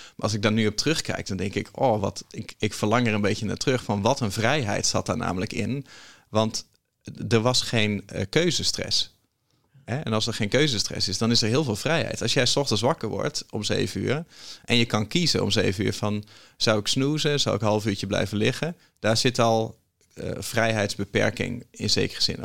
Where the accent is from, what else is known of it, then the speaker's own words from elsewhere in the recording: Groningen, Netherlands; ik kom uit Groningen